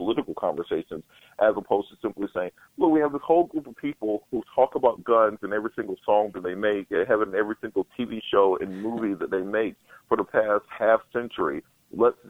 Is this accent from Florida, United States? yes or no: no; Waverly Hall, Georgia, United States; I grew up in Waverly Hall, Georgia